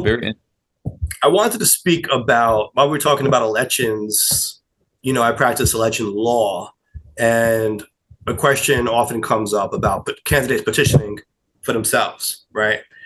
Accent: New York, United States; I'm a New Yorker

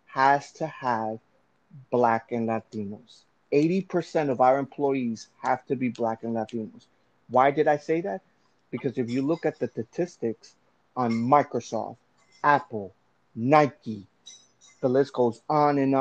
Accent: Venezuela; moved away; I'm from Venezuela, but my ancestry is Colombian.

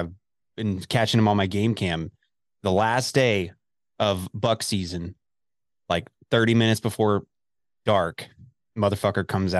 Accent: Dallas, Texas, United States; also born or lived in Lubbock, Texas; now in Amarillo, United States; I'm from the Dallas area. I grew up in Dallas.

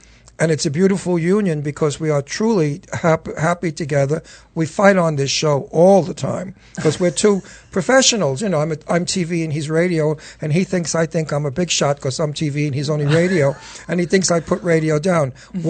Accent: New York City, New York, United States; moved away; because I was from Brooklyn. Yeah. But now that I'm 50 years old

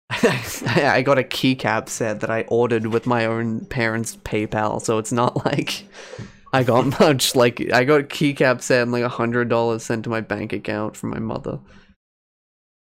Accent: England, United Kingdom; I'm English, so I say crisps. I'm literally from the UK.

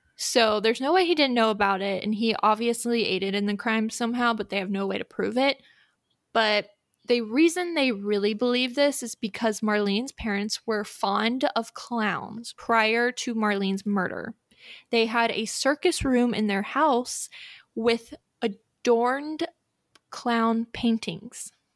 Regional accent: United States; as an American

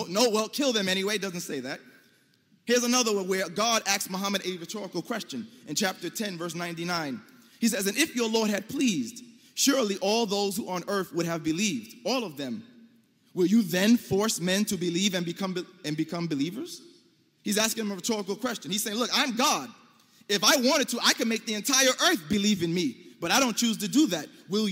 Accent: United States; as an American Muslim

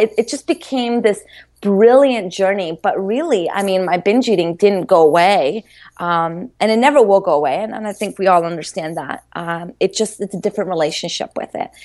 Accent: Maryland, United States; moved away as an adult; also born or lived in Brazil / Boston; I was growing up in Maryland.

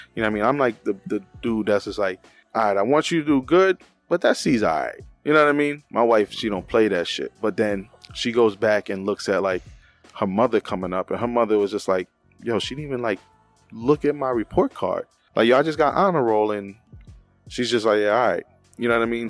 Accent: New York City, New York, United States; now in Pennsylvania, United States; we're both from the Bronx, we're from different parts of the Bronx and we didn't meet until we came up here to P

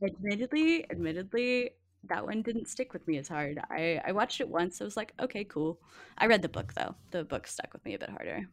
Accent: Cajun, Louisiana, United States; I'm a Cajun

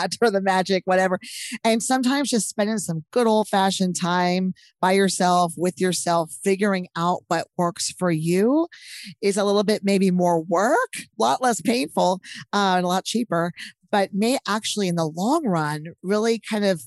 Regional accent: Texas, United States; I'm from Texas

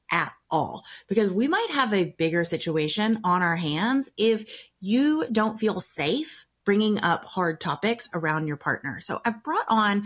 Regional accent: the South, United States; I grew up in the South where you get married really young

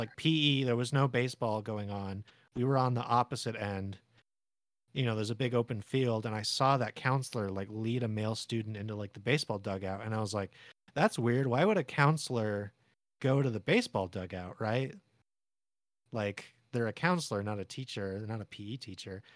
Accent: San Diego, California, United States; I was born in San Diego

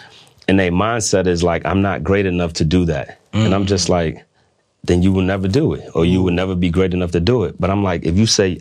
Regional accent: New York, United States; now in Washington, D.C., United States; I'm from New York

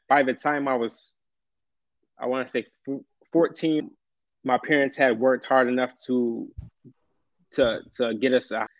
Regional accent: upstate New York, United States; I've been actually from upstate uh, New York, so way upstate.

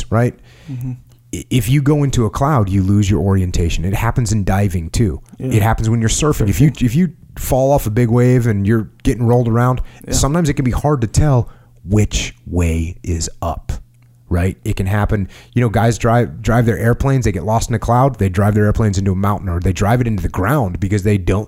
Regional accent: United States; as an American

